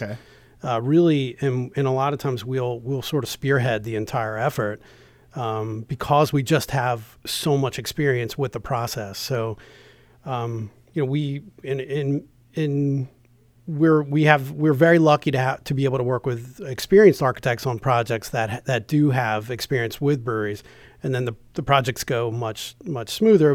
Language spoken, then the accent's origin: English; New Jersey, United States; moved away as an adult; also born or lived in Delaware / Baltimore, Maryland; now in Maryland, United States; I'm originally from New Jersey